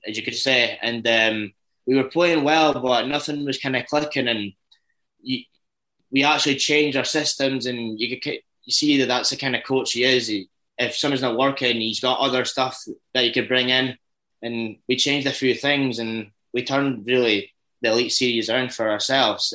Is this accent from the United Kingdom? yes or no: yes; Dundee, Scotland, United Kingdom; accent: Scottish; I'm from Dundee